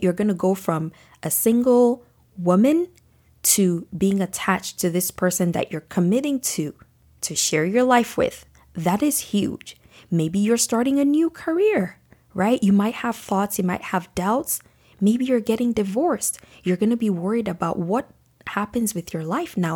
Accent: Nigeria; moved away; as a young girl growing up in Nigeria

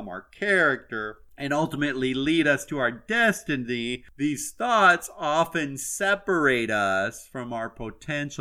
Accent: Iowa, United States; now in Florida, United States; I'm originally from Iowa, but I am now about as Floridian as they come anymore

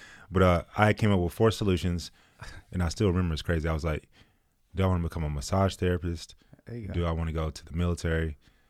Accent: Killeen, Texas, United States; born there; also born or lived in Germany / Washington / Arizona / Virginia; So I was born in Killeen, and then I traveled around the world, went to a bunch of elementary schools, lived in Germany, went to school over there, Washington, Arizona, Virginia, Georgia, Texas, a few different places, Austin, Irving, Grand Prairie.

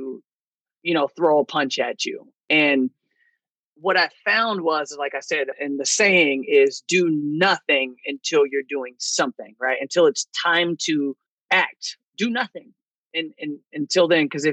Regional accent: California, United States; moved away as an adult; now in Chicago, United States; I'm originally from California. Then I moved to Chicago a couple of years ago

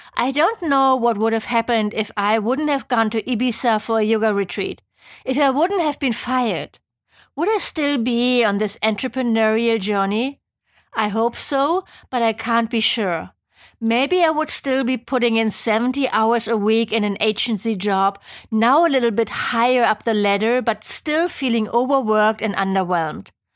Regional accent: Germany; accent: German; English is a second language; moved away as an adult; also born or lived in Geneva, Switzerland; I'm from Germany, as you might be able to tell from my hopefully not too annoying accent

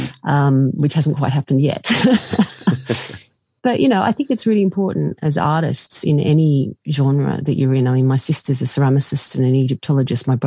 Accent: Australia; now in United Kingdom; I'm from Australia originally

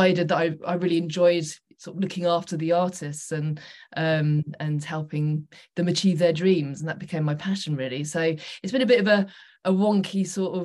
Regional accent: Suffolk, East of England, United Kingdom; moved away as an adult; also born or lived in London; I'm originally from Suffolk

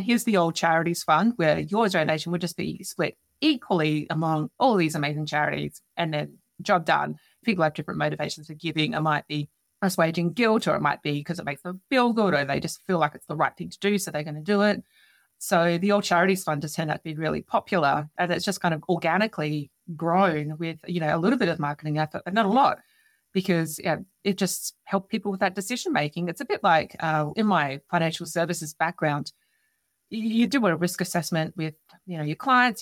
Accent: Adelaide, South Australia, Australia; Adelaide, which is something that I secured recently, being my hometown

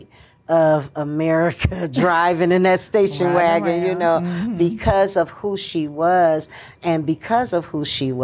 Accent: Michigan, United States; I wasn't actually born in Detroit, although I was born in Michigan

